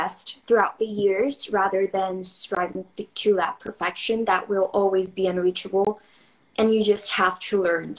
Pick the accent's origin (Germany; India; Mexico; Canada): Mexico; I'm from Mexico.